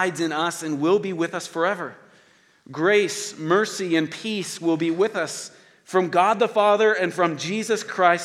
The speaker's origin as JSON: {"language": "English", "town": "Oklahoma City", "region": "Oklahoma", "country": "United States", "said": "I'm from Oklahoma City"}